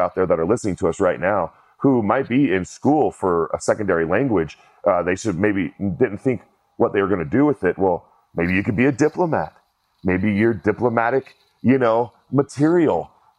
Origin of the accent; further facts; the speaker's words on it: United States; I'm an American.